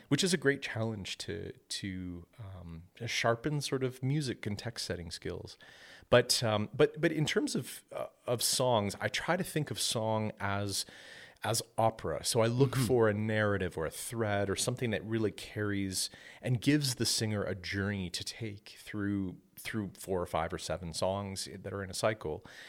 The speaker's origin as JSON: {"language": "English", "town": "Penetanguishene", "region": "Ontario", "country": "Canada", "tie": "born or raised there", "also_born_or_lived": "Midland, Ontario / Lafontaine, Ontario", "moved": "as an adult", "lives_now": "Oakville, Canada", "said": "I come from a small community uh, in Ontario and lived there all of my life. This was this was a, a little community called Penetanguishene"}